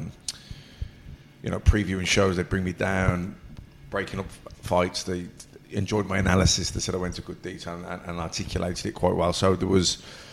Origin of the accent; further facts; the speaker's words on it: Birmingham, West Midlands, United Kingdom; accent: Birmingham; I've been blessed with a Birmingham accent